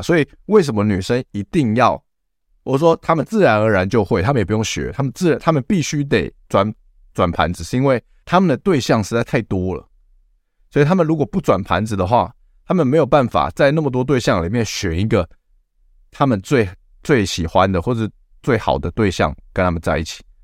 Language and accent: Chinese; Taiwan; 我们台湾人奴性又这么强